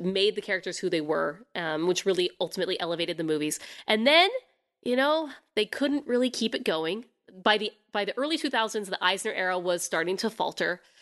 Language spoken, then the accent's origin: English; United States; being an American